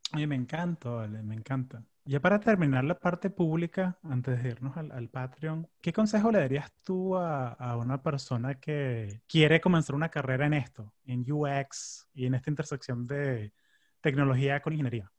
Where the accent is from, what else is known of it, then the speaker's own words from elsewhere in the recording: Orlando, Florida, United States; yo crecí en Orlando